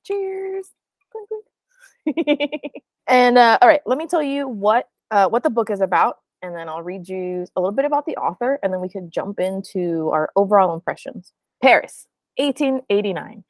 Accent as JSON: {"language": "English", "country": "Puerto Rico", "said": "We're all from Puerto Rico."}